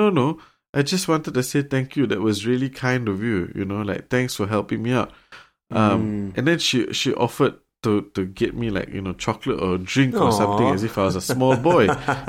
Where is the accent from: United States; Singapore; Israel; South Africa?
Singapore; that's the other gripe I had, I think, growing up in Singapore, because I very seldom heard people use please or thank you.